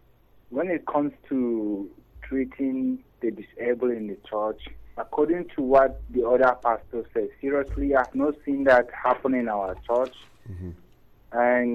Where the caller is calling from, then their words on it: Ibadan, Oyo, Nigeria; I'm calling from Ibadan.